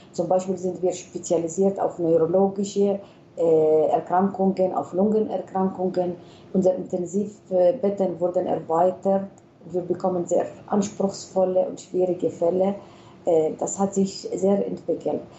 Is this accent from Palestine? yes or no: yes; Palestine; wir sind Palästinenser